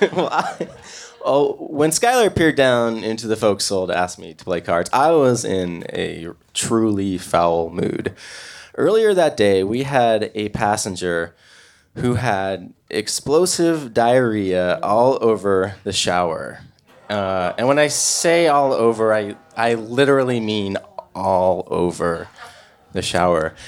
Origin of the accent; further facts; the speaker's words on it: Portland, Oregon, United States; I'm from Portland, Oregon